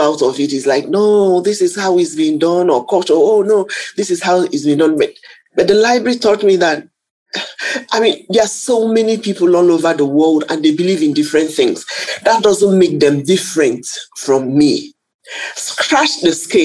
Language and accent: English; Nigeria; being a Nigerian